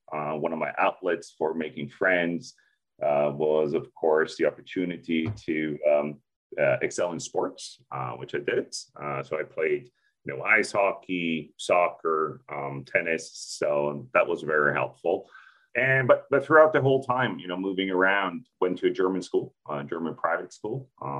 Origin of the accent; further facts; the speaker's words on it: Sweden; also born or lived in Turkey; now in Japan; So yeah, well, it's been a while, you know, I grew up in Sweden, so in Europe. Spent most of my time there, but also had the opportunity to, move around other countries as well.